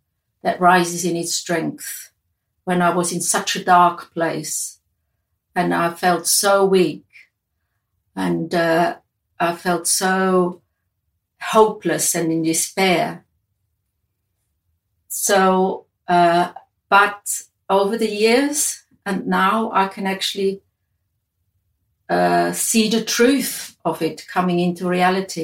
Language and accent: English; Switzerland; moved away as an adult; where I grew up in Switzerland